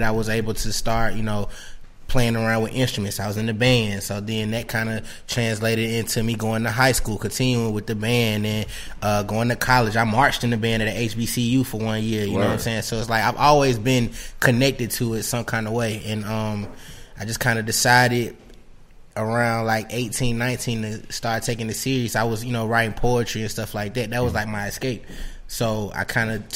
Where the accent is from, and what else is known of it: Tuscaloosa, Alabama, United States; born or raised there